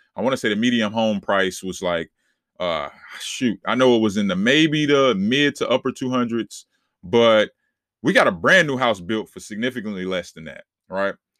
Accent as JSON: {"language": "English", "town": "Charlotte", "region": "North Carolina", "country": "United States", "tie": "born or raised there", "said": "I'm born and raised in Charlotte, North Carolina"}